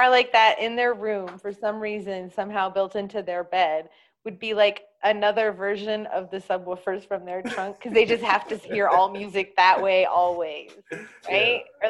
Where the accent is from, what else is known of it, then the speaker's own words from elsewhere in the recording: Oakland, California, United States; moved away; So, and I was from the Bay Area. I was from East Oakland, and I was raised there in the 80s and 90s, well, late 70s and 80s and 90s.